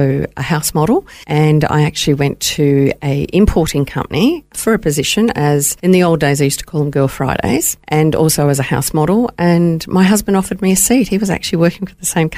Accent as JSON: {"language": "English", "town": "Melbourne", "region": "Victoria", "country": "Australia", "tie": "born or raised there", "also_born_or_lived": "Boroko, Papua New Guinea", "moved": "as an adult", "lives_now": "Gold Coast, Australia", "said": "I was born in Baroko, and my parents were working over there at the time in the 50s and the 60s. And then as a young girl, my father was commissioned to work on the Tullamarine Project and in Victoria, working for the Commonwealth Department of Works. And we went down to Melbourne, and I was there for 30 years"}